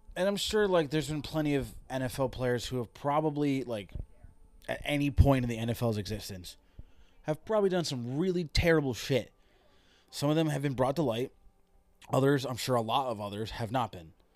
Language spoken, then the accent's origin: English; Connecticut, United States; I am from Connecticut